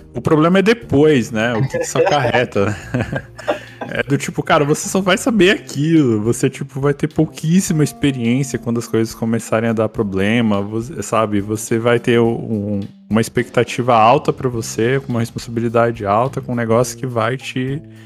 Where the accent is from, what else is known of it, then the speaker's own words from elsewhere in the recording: Brazil; a gente como brasileiro